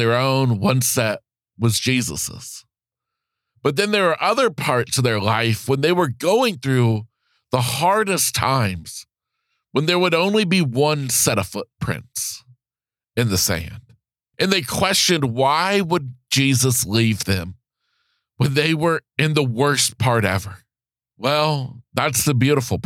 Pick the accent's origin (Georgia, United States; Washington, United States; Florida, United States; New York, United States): Florida, United States; back in Florida, my home state